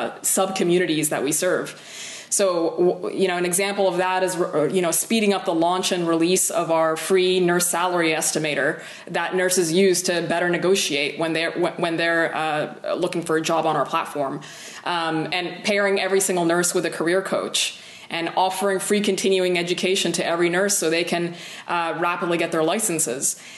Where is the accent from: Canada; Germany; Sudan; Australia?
Sudan; moved away as an adult; now in United States; I'm actually originally from Sudan. I immigrated here back, you know, over 10 years ago.